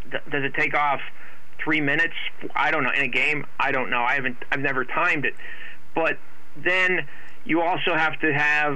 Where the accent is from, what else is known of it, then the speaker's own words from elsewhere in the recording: Hazleton, Pennsylvania, United States; now in Reading, United States; Hazleton, my hometown